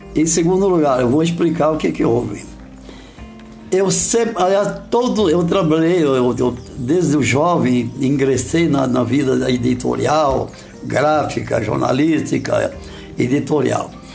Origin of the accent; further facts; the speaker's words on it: Brazil; accent: caipira; Eu tropicava, porque eu sou caipira